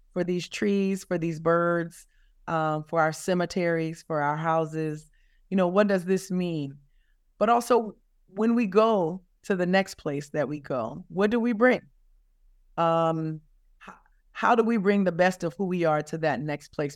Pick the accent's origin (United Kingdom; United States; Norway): United States; the South; as a Southerner